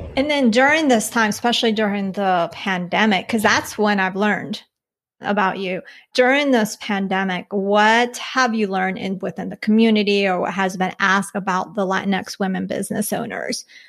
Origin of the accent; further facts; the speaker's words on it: Colombia; moved away; I was born in Colombia. My mom's from and my mom's from there as well. And then my dad, he's from here.